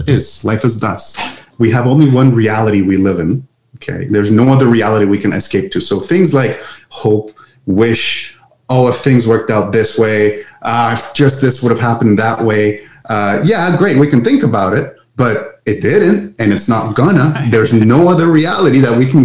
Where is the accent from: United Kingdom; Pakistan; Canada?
Canada; Montreal, Quebec; English is a second language; I'm from Montreal, Canada. And that's why some of my, English words might be a little off for your listeners. I'm from the French part of Canada.